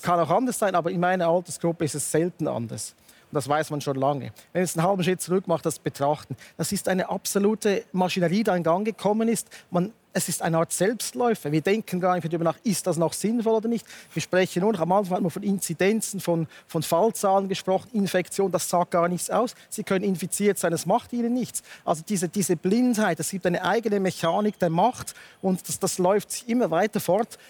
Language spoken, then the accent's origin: German; Switzerland; bei uns in der Schweiz